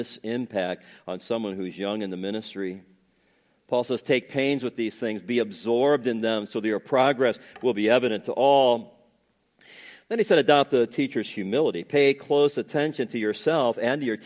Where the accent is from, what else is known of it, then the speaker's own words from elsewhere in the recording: Northwest Indiana, United States; when I was growing up in Northwest Indiana